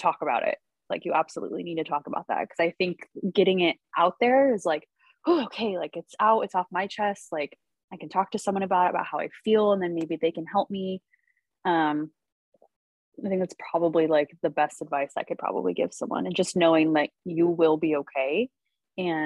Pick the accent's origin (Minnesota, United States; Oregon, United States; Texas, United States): Oregon, United States; Salem; my hometown. So I'm from Salem